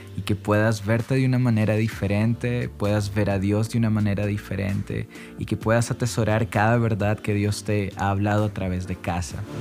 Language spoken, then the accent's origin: Spanish; Colombia; acá en Colombia